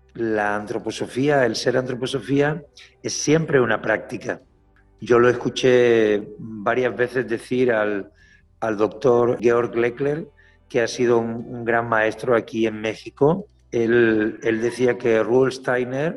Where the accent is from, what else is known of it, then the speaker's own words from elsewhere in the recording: Málaga, Andalusia, Spain; como buen malagueño, como buen andaluz